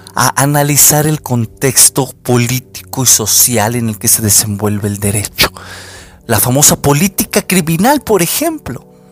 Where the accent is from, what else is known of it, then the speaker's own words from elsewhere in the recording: Mexico; los que somos de México